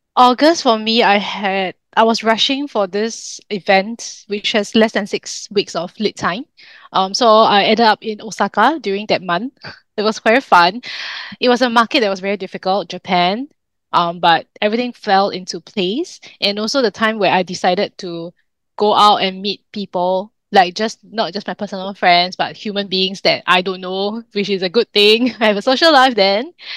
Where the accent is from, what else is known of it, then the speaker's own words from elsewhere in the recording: Singapore; in Singapore, I mean, besides being a Singaporean Chinese